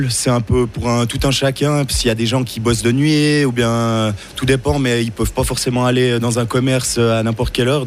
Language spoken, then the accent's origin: French; Switzerland; Chez nous en Suisse